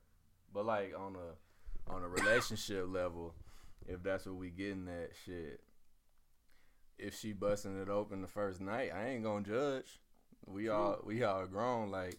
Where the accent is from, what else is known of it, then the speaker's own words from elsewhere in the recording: Atlanta, Georgia, United States; I'm from Atlanta. Southwest.